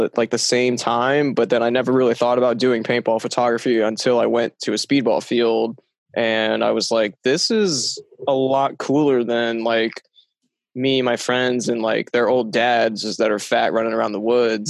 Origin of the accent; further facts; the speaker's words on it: Tampa, Florida, United States; I'm from Tampa, Florida.